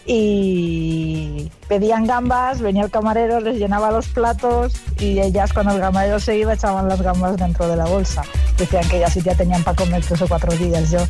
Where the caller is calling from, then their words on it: Valencia, Valencian Community, Spain; de Valencia